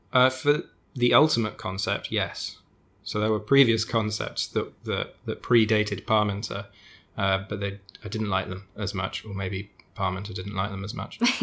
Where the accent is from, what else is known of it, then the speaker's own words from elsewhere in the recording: United Kingdom; accent: British; my British accent